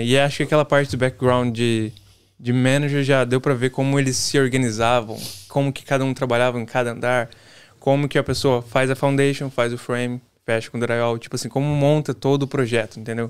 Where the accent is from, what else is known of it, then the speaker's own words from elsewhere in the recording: São Paulo, Brazil; moved away as an adult; also born or lived in Ilhéus, Bahia / Pindamonhangaba, São Paulo; now in Massachusetts, United States; Eu sou de São Paulo, nascido em Ilhéus, mas vivi em São Paulo minha vida toda